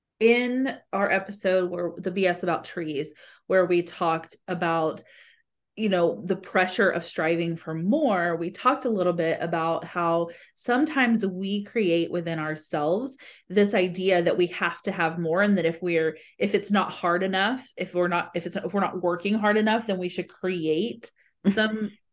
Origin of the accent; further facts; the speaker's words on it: Brazil; moved away; And I grew up in Brazil.